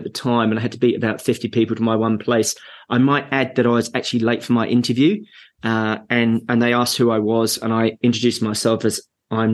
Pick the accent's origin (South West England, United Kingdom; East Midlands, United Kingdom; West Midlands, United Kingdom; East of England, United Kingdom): East of England, United Kingdom; Essex; moved away as an adult; also born or lived in Bournemouth; now in New Zealand; As you can tell by the accent, although I'm New Zealand-based, I'm English by birth, and I was born on a farm in Essex. Went to school up in Newport, just up the road